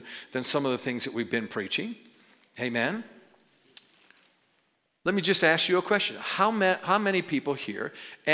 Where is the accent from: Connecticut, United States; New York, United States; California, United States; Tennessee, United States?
New York, United States; I didn't know this as a New Yorker. We're actually, you know, short on time growing up in New York